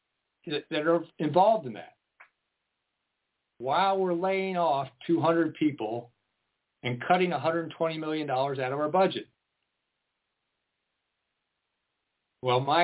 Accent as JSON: {"language": "English", "country": "United States", "tie": "born or raised there", "moved": "yes", "lives_now": "Lane County, Oregon, United States", "said": "I grew up outside of Washington, D.C."}